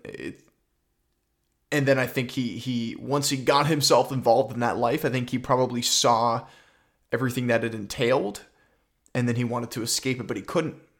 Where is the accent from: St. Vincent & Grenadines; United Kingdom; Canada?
Canada; I'm Canadian.